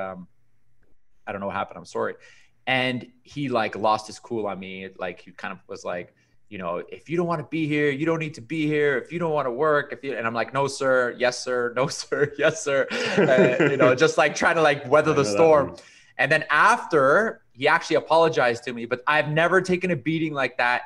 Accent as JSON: {"language": "English", "town": "Toronto", "region": "Ontario", "country": "Canada", "tie": "born or raised there", "also_born_or_lived": "Caribbean", "said": "I was born in Canada. My dad is Colombian immigrant. My mom is Canadian. I did all my schooling in Toronto up until university"}